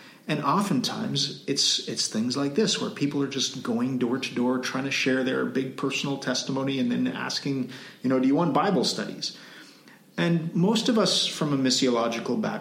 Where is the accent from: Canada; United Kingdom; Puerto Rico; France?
Canada; moved away as an adult; also born or lived in Cambodia / Timor-Leste; now in Philippines; I'm from Canada